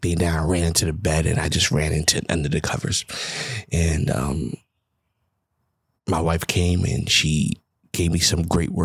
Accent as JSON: {"language": "English", "town": "New York City", "region": "New York", "country": "United States", "moved": "yes", "said": "I'm from the Bronx, New York"}